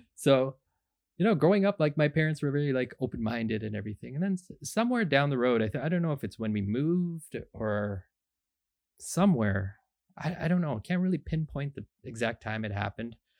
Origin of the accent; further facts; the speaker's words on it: Markham, Ontario, Canada; also born or lived in Scarborough, Ontario; we lived in Markham, Ontario. I was born in Scarborough, but we moved really early on, went to Markham, Ontario